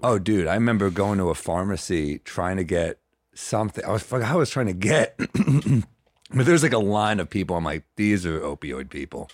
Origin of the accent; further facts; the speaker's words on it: New York City, New York, United States; New York City